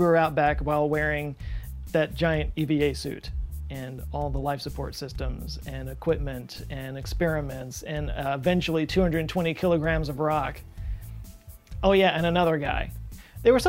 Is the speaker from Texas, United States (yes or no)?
yes; Texas, United States; I'm from Texas, so I am not in any place to make fun of anybody else's accent